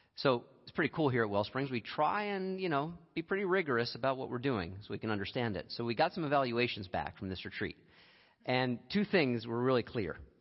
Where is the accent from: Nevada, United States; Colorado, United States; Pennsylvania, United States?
Pennsylvania, United States; Lehigh Valley; I grew up in Lehigh Valley for a number of years